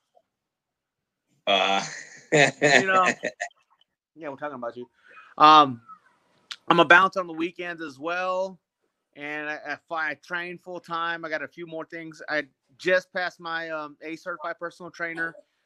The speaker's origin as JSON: {"language": "English", "town": "Kansas City", "region": "Missouri", "country": "United States", "tie": "born or raised there", "also_born_or_lived": "Veracruz, Mexico / Laramie, Wyoming", "moved": "as an adult", "lives_now": "Parker, United States", "said": "I am from Puerto de Veracruz, Mexico. I moved here I moved to the United States when I was 3 years old. I lived in Kansas City for the biggest chunk of my years"}